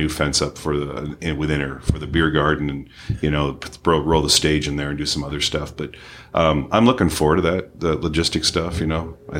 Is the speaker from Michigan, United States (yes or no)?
yes; Detroit, Michigan, United States; now in San Diego, United States; I was born in Detroit